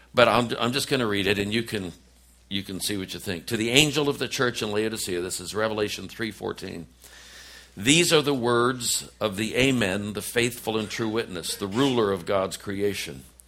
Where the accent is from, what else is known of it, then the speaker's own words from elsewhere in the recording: Oakland, California, United States; moved away as an adult; also born or lived in Washington, D.C.; I'm a kid from East Oakland, California